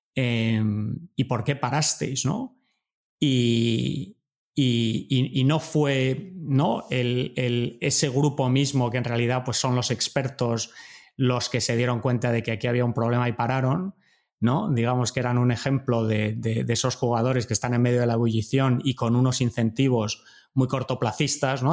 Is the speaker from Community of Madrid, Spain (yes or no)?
yes; Madrid, Community of Madrid, Spain; moved away as an adult; also born or lived in Germany / Montreal, Canada / United States; yo soy de Madrid